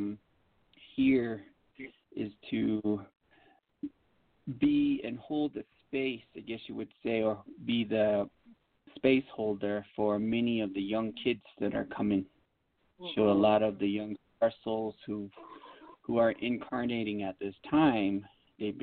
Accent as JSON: {"language": "English", "country": "United States", "tie": "born or raised there", "said": "I was born and raised on the Navajo Reservation."}